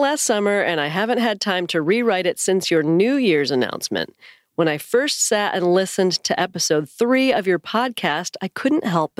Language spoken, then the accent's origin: English; California, United States; I grew up in Northern California in a church that would describe itself as independent KJV, King James Version.